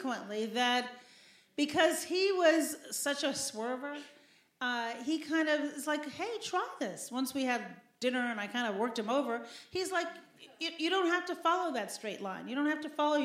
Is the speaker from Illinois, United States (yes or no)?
yes; Chicago, Illinois, United States; also born or lived in Shiraz, Iran; I'm from Chicago